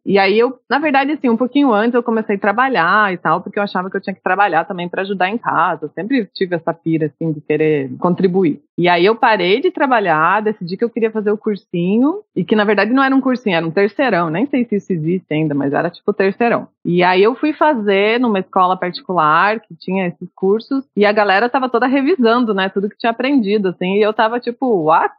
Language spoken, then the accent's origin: Portuguese; São José dos Pinhais, Paraná, Brazil; Eu sou de São José dos Pinhais